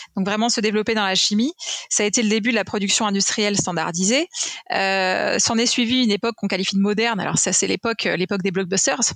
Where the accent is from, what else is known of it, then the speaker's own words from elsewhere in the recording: France; en tant que Français